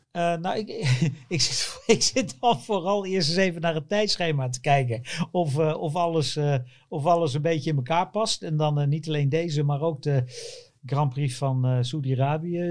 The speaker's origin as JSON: {"language": "Dutch", "country": "Netherlands", "said": "wij als Nederlanders hopen natuurlijk op Nederlands succes. En daar ben ik er ook één van."}